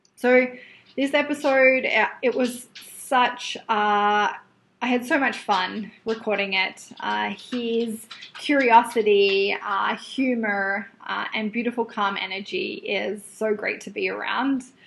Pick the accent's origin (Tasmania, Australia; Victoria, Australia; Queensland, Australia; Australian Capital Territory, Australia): Australian Capital Territory, Australia; Canberra; moved away as an adult; now in Vancouver, Canada; I was born in Canberra in Australia. And my primary school even had their own gymnasium there.